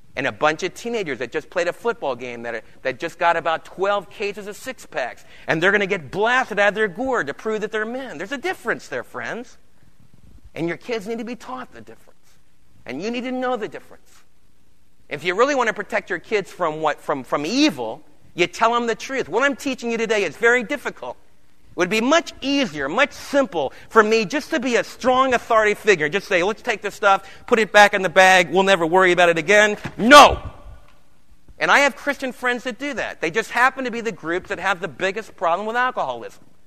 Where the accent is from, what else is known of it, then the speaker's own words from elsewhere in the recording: New York City, New York, United States; I remember in New York City in the Lower East Side being a little storefront church, and the lady that took care of me when I was a kid, she lived in our home